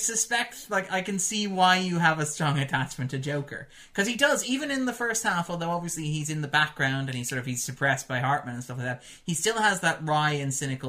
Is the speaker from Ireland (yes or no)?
yes; Ireland; born or raised there